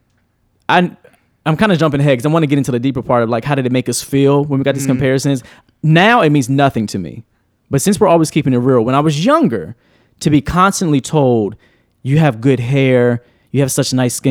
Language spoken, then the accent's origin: English; Frederick, Maryland, United States; I'm from Frederick